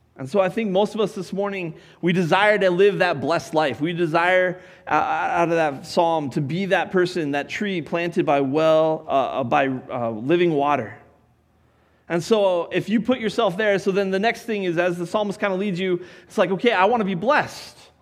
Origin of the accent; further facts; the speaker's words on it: Colorado, United States; I grew up in Colorado